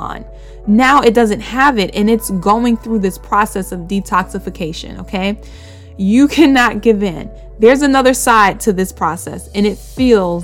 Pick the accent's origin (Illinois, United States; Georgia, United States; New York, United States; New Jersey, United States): New York, United States; New York City; I'm from Bushwick. So I grew up around a bunch of Dominicans and Puerto Ricans